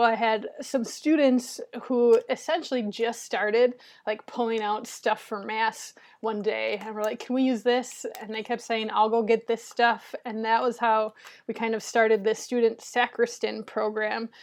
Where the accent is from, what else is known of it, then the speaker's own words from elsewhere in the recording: Minnesota, United States; moved away as an adult; now in Cleveland, United States; I'm originally from Minnesota, and so I went to school up there